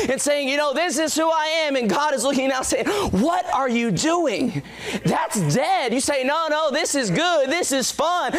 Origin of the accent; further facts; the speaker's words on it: Walterboro, South Carolina, United States; moved away; I'm from Waltsboro, South Carolina